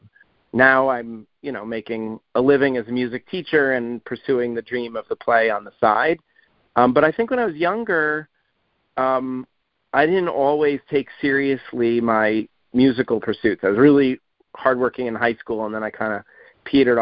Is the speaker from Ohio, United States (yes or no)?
no; New York, United States; now in Columbia, MD, United States; which was where I grew up near New York City